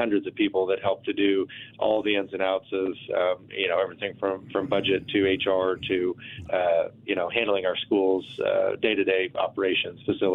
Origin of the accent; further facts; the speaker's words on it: Abilene, Kansas, United States; moved away as an adult; also born or lived in Manhattan, Kansas; now in Wichita, United States; I grew up in Abilene, which is about an hour and a half from here